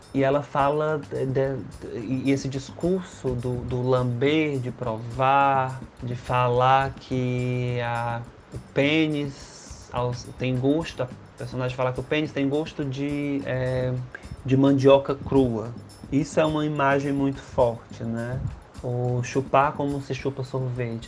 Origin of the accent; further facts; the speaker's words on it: Ceará, Brazil; sou cearense